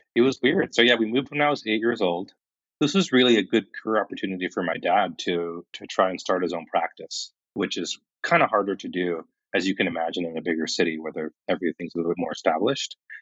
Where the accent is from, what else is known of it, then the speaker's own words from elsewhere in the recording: Kingman, Arizona, United States; moved away as an adult; also born or lived in India; I really loved growing up in Kingman